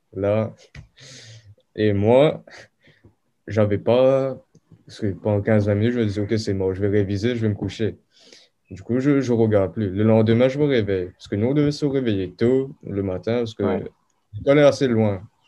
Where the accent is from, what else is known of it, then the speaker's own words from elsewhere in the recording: Mauritius; also born or lived in South Africa / France; je suis mauricien, mais je suis né en Afrique du Sud. Ok. Et mes parents sont mauriciens. Du coup, j'ai passé majoritairement ma vie à Maurice